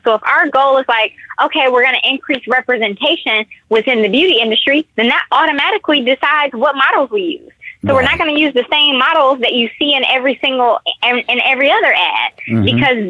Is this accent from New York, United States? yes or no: no; Detroit, Michigan, United States; Now, I'm from Detroit, so Detroit is one of the Blackest cities in America, if not the Blackest city in America.